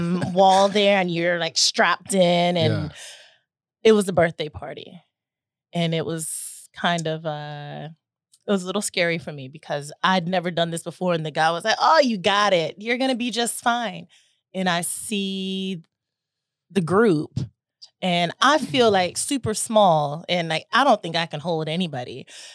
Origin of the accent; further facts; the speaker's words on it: Chattanooga, Tennessee, United States; I'm from Tennessee. Little Tennessee girl, Chattanooga, Tennessee. I grew up in a restaurant.